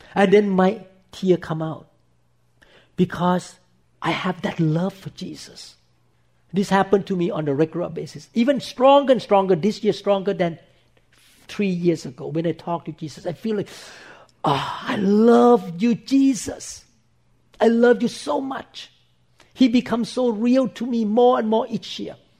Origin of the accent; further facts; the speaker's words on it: Thailand; when I was growing up in Thailand